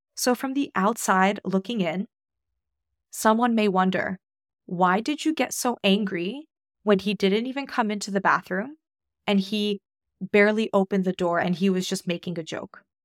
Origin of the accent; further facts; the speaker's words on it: United States; moved away as an adult; also born or lived in Australia; now in New Zealand; I'm Polish American